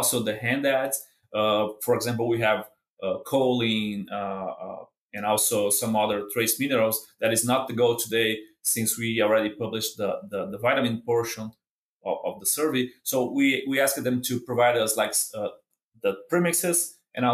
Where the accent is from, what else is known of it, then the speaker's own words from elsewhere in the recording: Brazil; moved away as an adult; now in Kansas, United States; I'm from Brazil